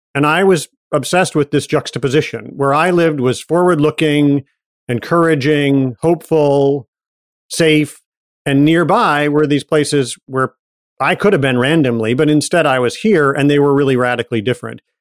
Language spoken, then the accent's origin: English; Ann Arbor, Michigan, United States; also born or lived in Detroit area; I was born outside Detroit and grew up in Michigan